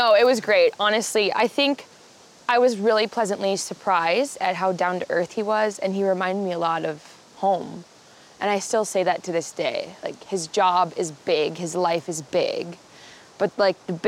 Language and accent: English; Fargo, North Dakota, United States; I'm from Fargo, North Dakota